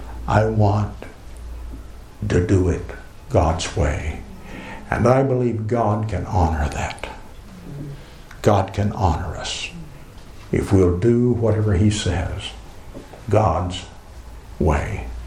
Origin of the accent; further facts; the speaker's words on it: United States; accent: American English; it's my American English ears rather than anybody's accent, because, I don't have an accent.